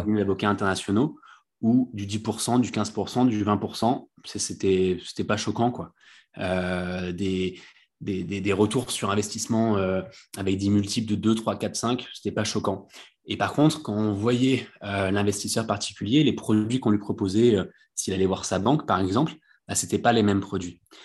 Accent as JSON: {"language": "French", "area": "Bouches-du-Rhône", "region": "Provence-Alpes-Côte d'Azur", "country": "France", "tie": "born or raised there", "said": "moi, je suis originaire du, du sud de la France, des Bouches-du-Rhône"}